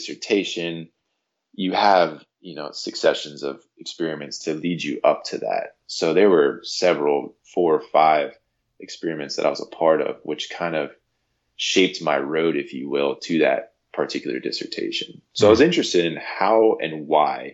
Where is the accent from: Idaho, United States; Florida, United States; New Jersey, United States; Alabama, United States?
Florida, United States; Jupiter; growing up in Jupiter, Florida, it's an incredible place